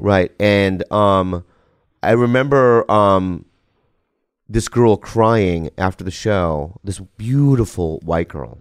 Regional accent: United States; I'm an American. I, I mean, I'm an American

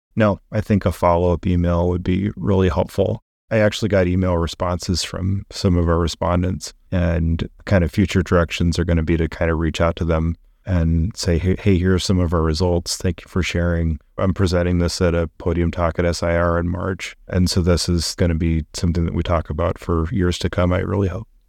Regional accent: Boulder, Colorado, United States; I grew up in Boulder, Colorado, thinking that everybody was rich and white

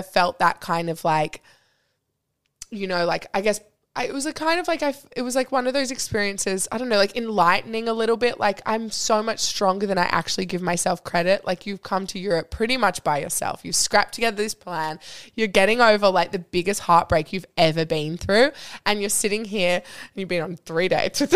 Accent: Australia; he heard my accent and was like, oh my God, Australians, because there's not many in Monaco

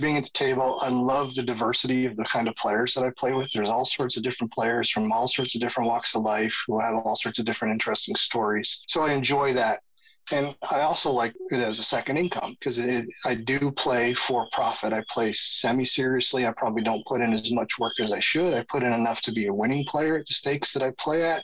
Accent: Canada; moved away as an adult; now in United States; I moved from Canada. I'm Canadian. I moved from Canada to the States for my job

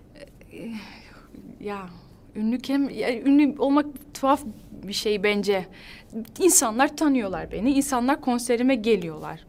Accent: Netherlands; Turkish is a second language; Hollanda'da doğdum, büyüdüm. Ee, annem babam Hatay'dan geliyor, Antakya'dan

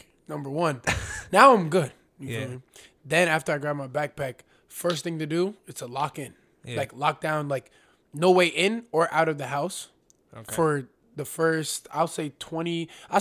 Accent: Union, United States; I'm born and raised in Union

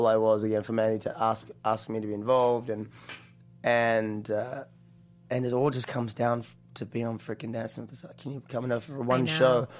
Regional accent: New Zealand; accent: New Zealand; also born or lived in Australia; now in United States; little connection there with New Zealand and my accent

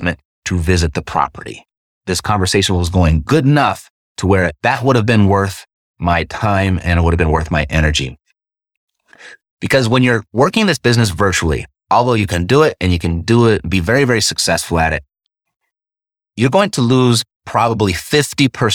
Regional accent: Los Angeles, California, United States; I was born and raised in Los Angeles

